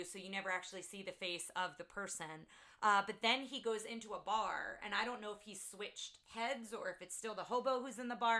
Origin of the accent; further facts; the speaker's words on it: Jersey Shore, New Jersey, United States; I grew up on the Jersey Shore.